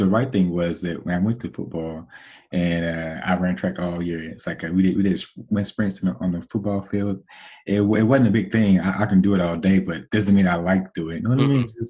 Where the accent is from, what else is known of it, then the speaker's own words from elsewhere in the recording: Little Rock, Arkansas, United States; I grew up in Little Rock, and Little Rock was a bad area around that time.